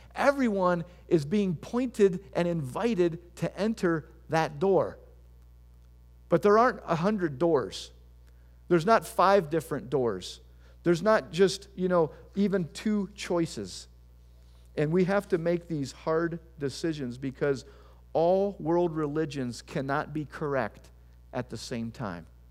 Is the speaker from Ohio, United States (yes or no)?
yes; Tiffin, Ohio, United States; also born or lived in Bowling Green, Ohio; I'm from Tiffin, Ohio